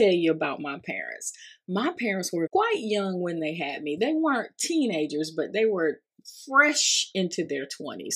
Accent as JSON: {"language": "English", "town": "Augusta", "region": "Georgia", "country": "United States", "tie": "born or raised there", "said": "I grew up in Augusta, Georgia, which sits beside the Savannah River, right on the border of Georgia and South Carolina."}